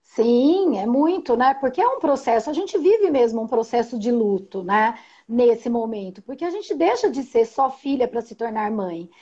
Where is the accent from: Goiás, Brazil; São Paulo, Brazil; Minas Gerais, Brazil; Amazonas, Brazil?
São Paulo, Brazil; Indaiatuba; sou de Indaiatuba, sou psicóloga perinatal e parental, é, faço atendimentos aqui em consultório